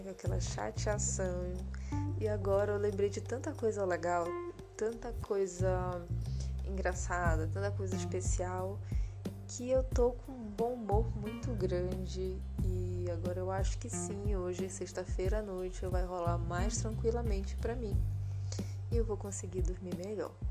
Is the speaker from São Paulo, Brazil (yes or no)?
no; Belém, Pará, Brazil; born there; E lá é, a proximidade deles com o Nordeste é, é maior do que aonde eu moro agora e onde eu nasci, que foi em Belém.